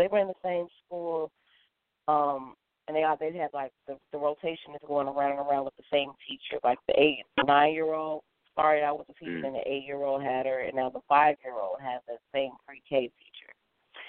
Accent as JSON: {"language": "English", "town": "Chicago", "region": "Illinois", "country": "United States", "also_born_or_lived": "Memphis", "said": "I'm from Chicago"}